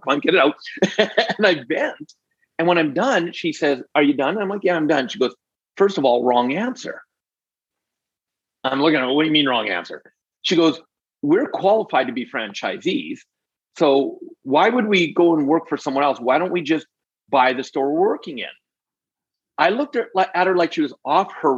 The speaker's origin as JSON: {"language": "English", "region": "Alberta", "country": "Canada", "tie": "born or raised there", "also_born_or_lived": "British Columbia", "said": "Born and raised in Canada, born in BC, but raised mostly in Alberta. And that's where I live today."}